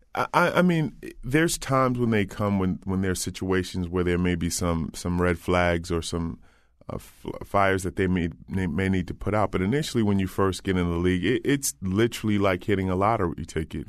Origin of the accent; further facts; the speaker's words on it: Old Saybrook, Connecticut, United States; I grew up in Old Saybrook